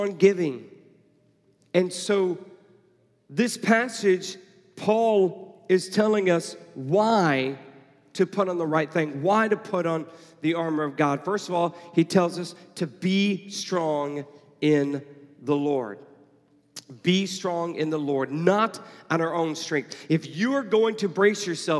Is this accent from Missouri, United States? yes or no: no; Houston, Texas, United States; now in Atlanta, United States; I grew up in Houston